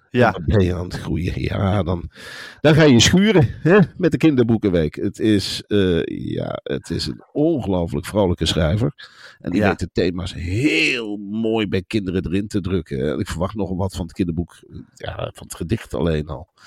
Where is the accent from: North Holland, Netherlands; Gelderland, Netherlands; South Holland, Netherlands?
Gelderland, Netherlands; also born or lived in Nijmegen; Ik kom natuurlijk uit dat gebied. Ik ben een echte Gelderlander